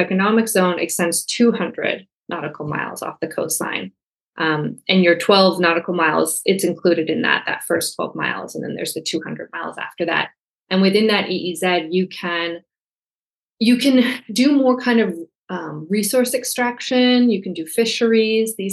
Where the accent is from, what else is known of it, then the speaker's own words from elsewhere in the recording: Canada; I'm Canadian.